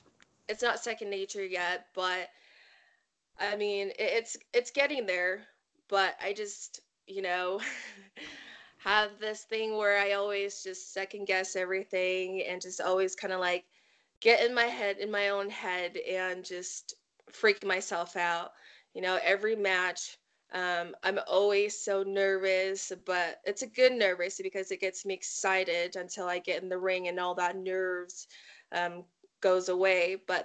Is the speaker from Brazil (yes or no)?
no; Samoa; Yeah, so just like I said, I was, you know, I was raised up in Samoa. So my character, I want it to be something that's a part of me. And being Samoan, you know, it comes with obstacles